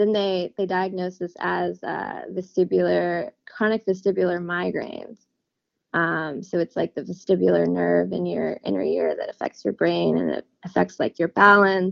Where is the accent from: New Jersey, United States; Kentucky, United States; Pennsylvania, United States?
Kentucky, United States; Louisville; moved away as an adult; now in Stillwater, United States; I'm from Louisville, Kentucky. Right now I'm living in Stillwater